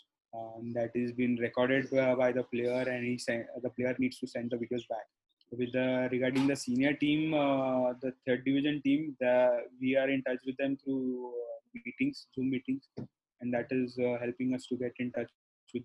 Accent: Belgaum, Karnataka, India; now in Pune, India; we have the fourth center in Belgaum. Is a small district in Karnataka. So that has been my hometown.

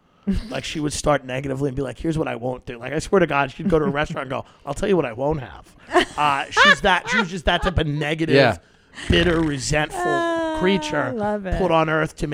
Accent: New York, United States; moved away as an adult; now in Los Angeles, United States; I'm 35. I grew up in New York.

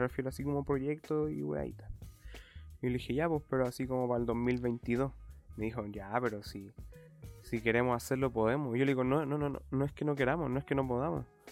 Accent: Chile

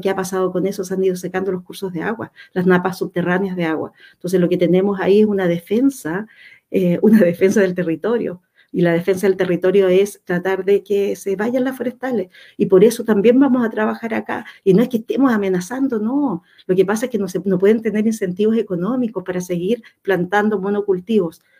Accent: Chile; Acá somos todos chilenos y chilenas

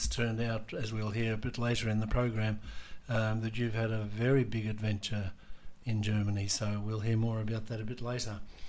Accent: Australia; we Australians have learnt so much in the past

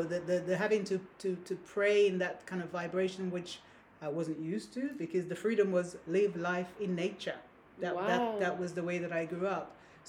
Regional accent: Saint Andrew, Grenada; now in United Kingdom; I was born on the Caribbean island of Grenada, the Spice Isle. I grew there... In the village, the place St. Andrews in Grenada. That's where I was born.

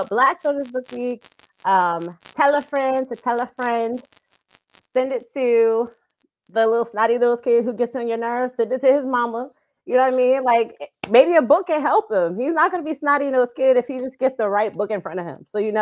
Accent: New Jersey, United States; I am originally from New Jersey

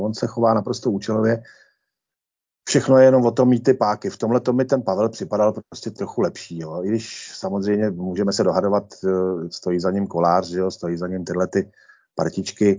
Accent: Senohraby, Central Bohemian Region, Czechia; obec Senohraby, kde jsem vychodil základní školu a odkud pocházím

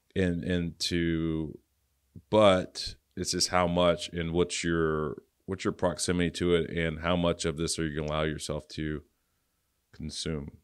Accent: Louisiana, United States; moved away; I'm from Louisiana originally

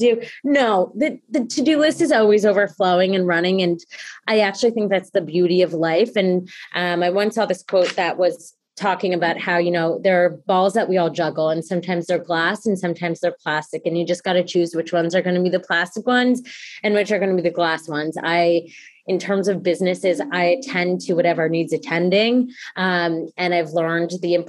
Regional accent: Mendham, New Jersey, United States; I grew up in Mendham, New Jersey, from a family of entrepreneurs

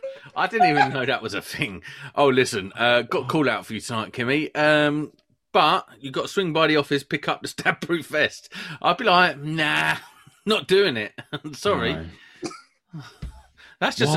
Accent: Croydon, London, United Kingdom; I'm from Croydon

